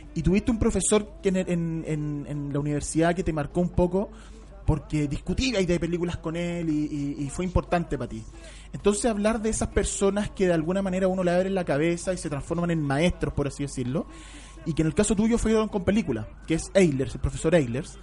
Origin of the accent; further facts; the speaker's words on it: Santiago, Santiago Metropolitan, Chile; uno como santiaguino